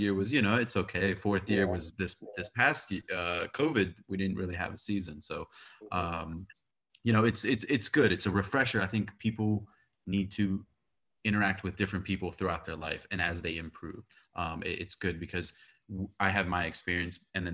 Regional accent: United States; I'm born and raised in America

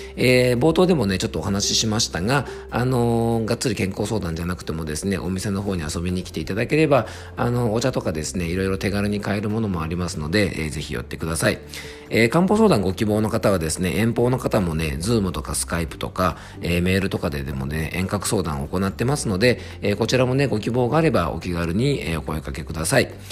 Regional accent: Fuefuki, Yamanashi, Japan; 僕の地元は伊佐温泉という温泉町

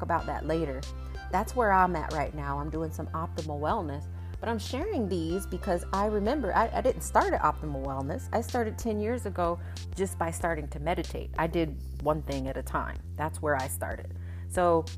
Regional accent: West Palm Beach, Florida, United States; I am from West Palm Beach, Florida

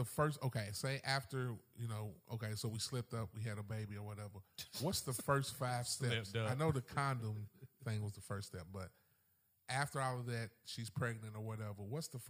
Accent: Kentucky, United States; I'm from Kentucky

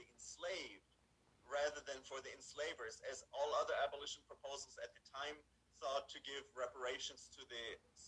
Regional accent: Tübingen, Baden-Württemberg, Germany; moved away; I was born in post-World War II Germany, raised in Tübingen, which is a beautiful city

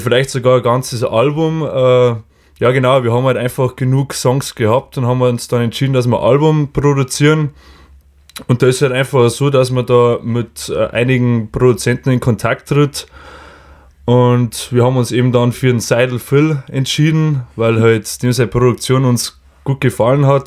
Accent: Lower Bavaria, Germany; wir kommen aus Ansdorf, aus Niederbayern

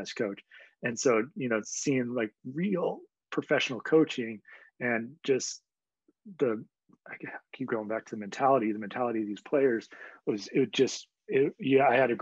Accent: United States; as an American player

